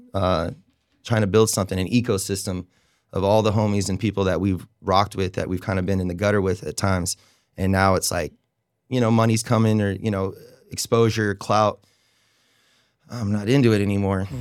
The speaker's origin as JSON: {"language": "English", "region": "Oregon", "country": "United States", "tie": "born or raised there", "moved": "as an adult", "lives_now": "Raleigh, United States", "said": "moved here in 2007, and I came from Oregon"}